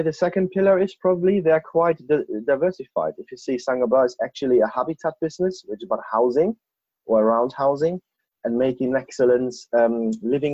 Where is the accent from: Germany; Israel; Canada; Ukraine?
Germany; moved away as an adult; now in Bristol, United Kingdom; I'm an expat from Germany